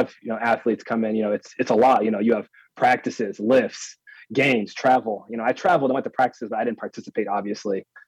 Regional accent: Harrisburg, Pennsylvania, United States; growing up in Harrisburg, the school I went to was so small

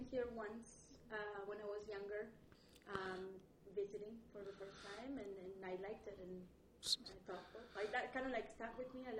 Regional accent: Tierra del Fuego, Argentina; English is a second language; moved away as an adult; now in Salt Lake City, United States; I come from obviously Argentina. I grew up in Tierra del Fuego, the land of fire, which is the last piece of land that you see in South America where penguins live, where there's whales and it's cold all year long.

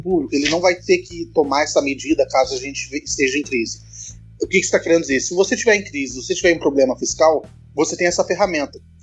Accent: Cachoeiro de Itapemirim, Espírito Santo, Brazil; quem nasce em Cachoeiros de Itapimirim, a cidade onde eu nasci

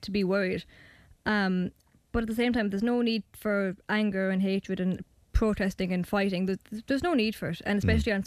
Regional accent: Tipperary, Munster, Ireland; I'm from Tiptown, I've lived there for, well, most of my life, not all of it, but most of it

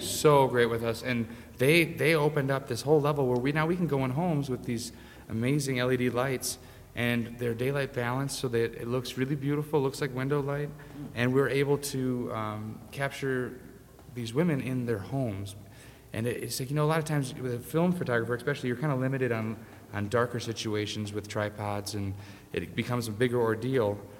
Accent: Grand Rapids, Michigan, United States; we're both from Michigan, the same town, Grand Rapids.

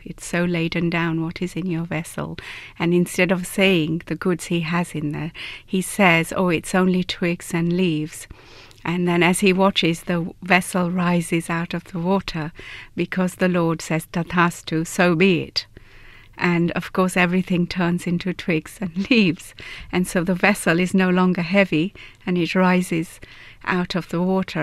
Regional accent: Gujarat, India; moved away; I'm from Gujarat state in India

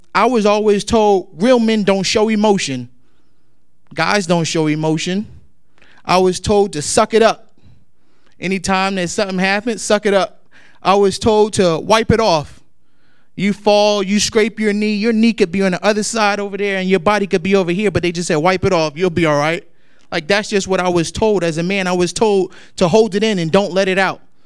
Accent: Newark, New Jersey, United States; growing up in Newark, New Jersey

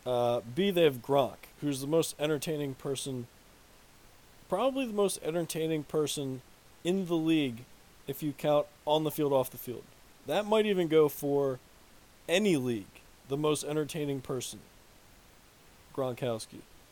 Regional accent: New Jersey, United States; also born or lived in Boston; I'm originally from South Jersey. So I grew up a Philadelphia fan.

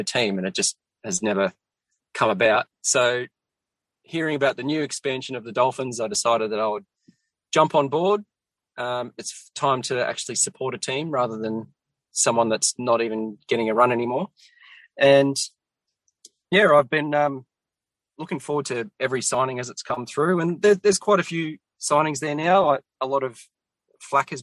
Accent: Central Coast, New South Wales, Australia; Yeah, so I grew up on the Central Coast

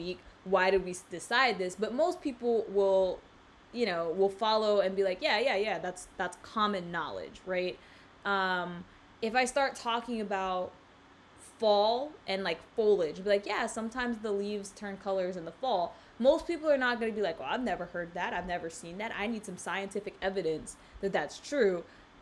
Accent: South Carolina, United States; now in South Florida, United States; I grew up in South Carolina

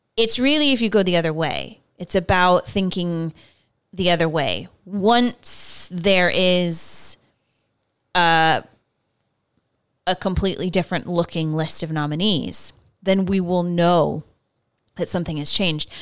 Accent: California, United States; I grew up in California

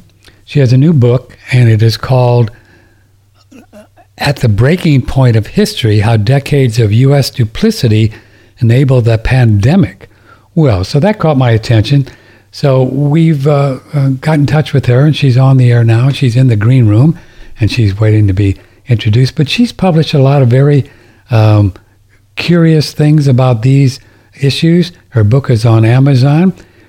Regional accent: St. Louis, Missouri, United States; my hometown, St. Louis

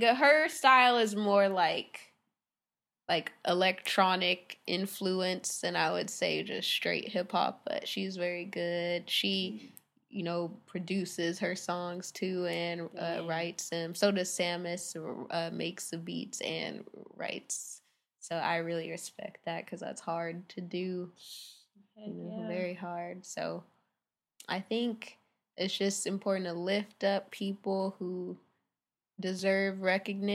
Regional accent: Hawthorne, California, United States; also born or lived in Irvine / Orange County; now in Redondo Beach, United States; I'm from Hawthorne. I was born in Hawthorne

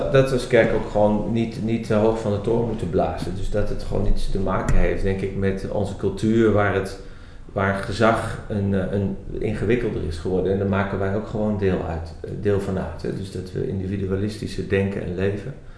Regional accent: Netherlands; also born or lived in Belgium; als Nederlanders

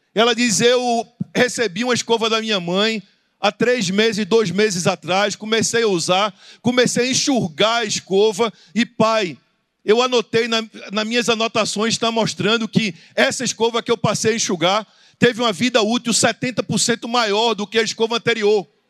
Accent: Recife, Pernambuco, Brazil; Eu sou do Recife

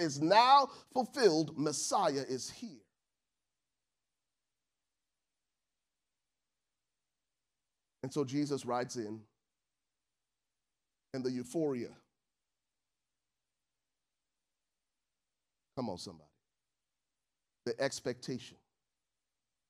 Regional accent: Liberia; moved away; I'm from Liberia

